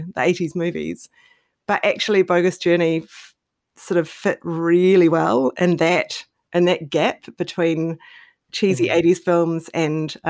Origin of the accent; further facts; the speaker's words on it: New Zealand; I grew up in New Zealand.